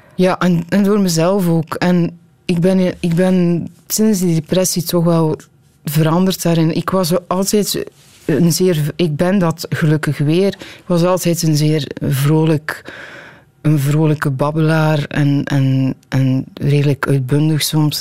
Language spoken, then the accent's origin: Dutch; Tielt, Flanders, Belgium; Mensen weten dat ik van Tiel ben